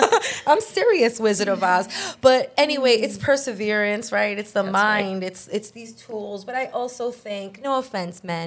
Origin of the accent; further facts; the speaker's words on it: New York City, New York, United States; I'm from Brooklyn.